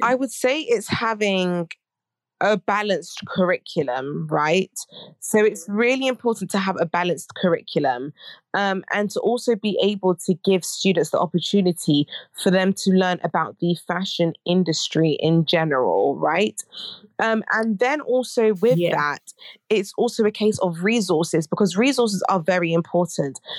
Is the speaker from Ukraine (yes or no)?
no; United Kingdom; I'm a British Ghanaian academic researcher